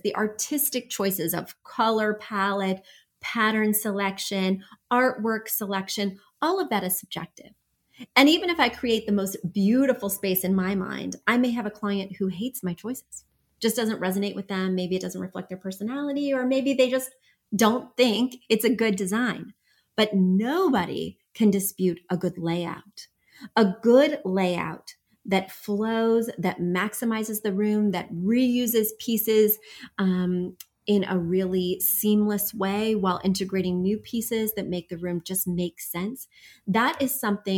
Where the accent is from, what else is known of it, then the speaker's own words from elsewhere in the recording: Midwest, United States; moved away; I'm from the Midwest.